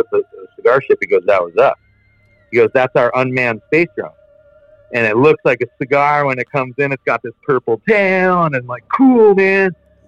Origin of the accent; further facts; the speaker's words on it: Santa Barbara, California, United States; also born or lived in Santa Ynez; Growing up in Santa Barbara and San Ynez, I've grown up with a bunch of very, very wealthy people, myself not included, son of a fisherman and a shop owner, or an abalone diver, rather